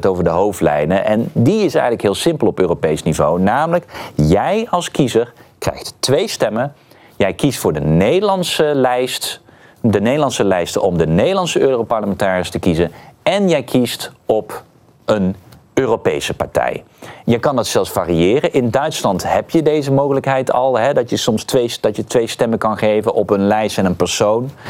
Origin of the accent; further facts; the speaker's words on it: Netherlands; we als Nederlanders